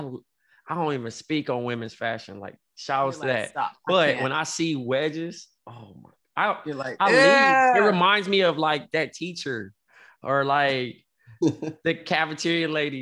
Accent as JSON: {"language": "English", "town": "Compton", "region": "California", "country": "United States", "moved": "yes", "lives_now": "New York, United States", "said": "I'm from Compton"}